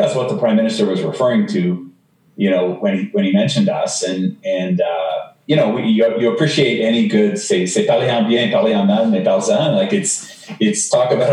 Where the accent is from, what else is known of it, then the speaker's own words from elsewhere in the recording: Canada; also born or lived in Denver; now in United States; I'm a Canadian who lives in the U.S.